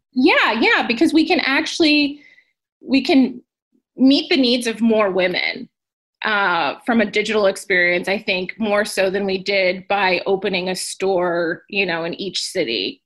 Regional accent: Southern California, United States; I'm from Southern California

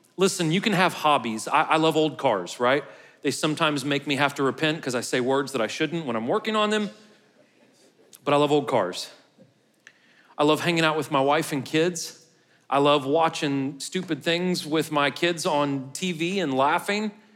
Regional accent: St. Louis, Missouri, United States; now in Murfreesboro, United States; I'm from Saint Louis

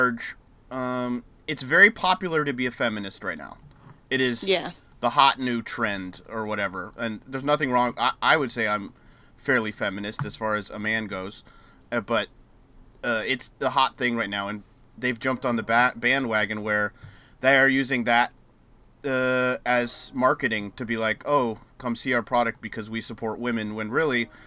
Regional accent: United States; as an American

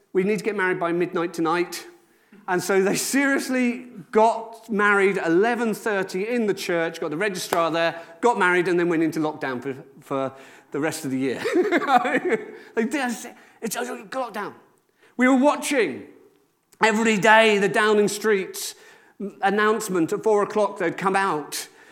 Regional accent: Wales, United Kingdom; I'm from Rudvelin in Wales

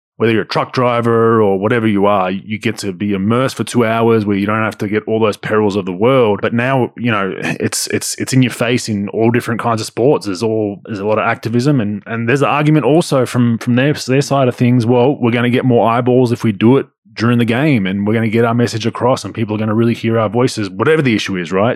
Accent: Victoria, Australia; My home state

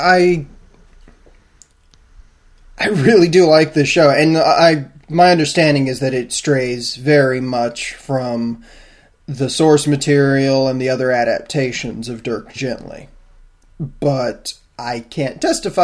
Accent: New Orleans, Louisiana, United States; I am from New Orleans

